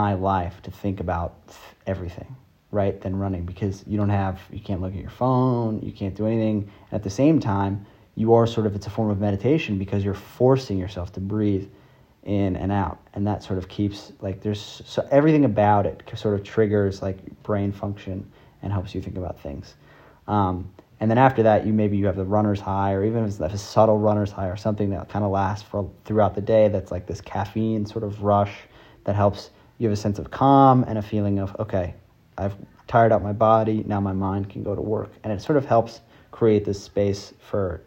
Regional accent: New York City, New York, United States; I grew up in New York City

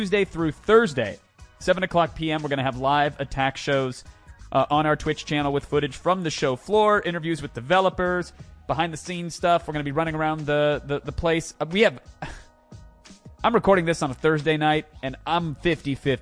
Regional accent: Antioch, California, United States

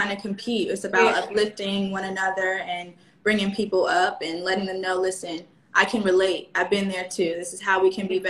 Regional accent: Maryland, United States; I'm from Maryland as well.

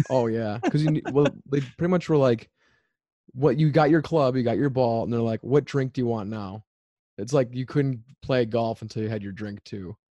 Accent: Madison, Wisconsin, United States; I'm actually from Madison, Wisconsin

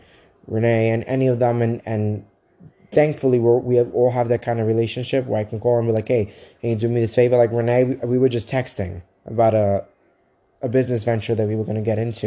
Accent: Brooklyn, New York, United States; now in Staten Island, United States; I want it to be Brooklyn, because just because I live where I live in Staten Island, I'm like, it's not where I'm from.

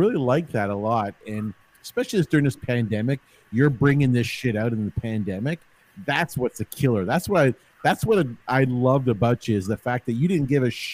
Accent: Toronto, Ontario, Canada; also born or lived in Woodbridge; I was a St. Clair boy

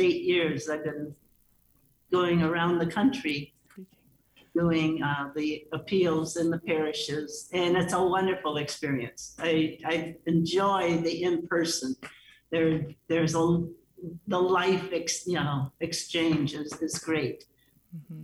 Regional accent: Chicago, Illinois, United States; I am a Chicagoan

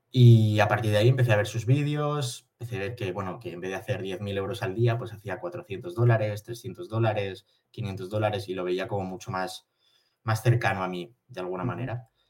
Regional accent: Barcelona, Catalonia, Spain; soy de Barcelona, tengo 23 años

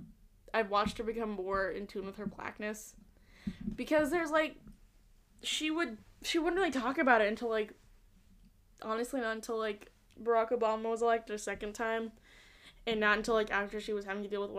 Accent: Utah, United States; I grew up in Utah, and I went to really nice schools

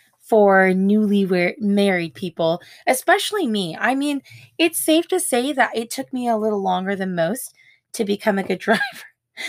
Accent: West Coast, United States; And obviously, I'm from the West Coast. So very, very different. But we did. I left everything I'd ever known and moved to Georgia in January of 2011.

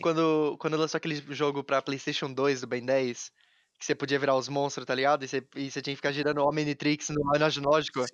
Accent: Taubaté, São Paulo, Brazil; Nós dois estamos de Taubaté. E Sim. quando a gente tava crescendo, pelo menos Taubaté não era uma cidade grande

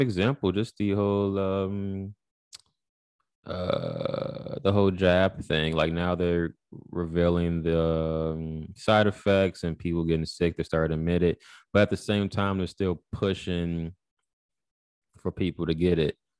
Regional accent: Chicago, Illinois, United States; I'm from Chicago

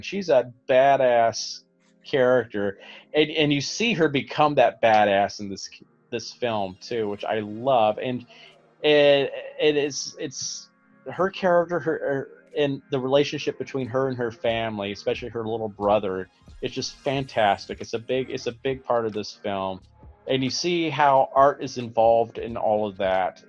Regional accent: Alabama, United States; growing up in Alabama

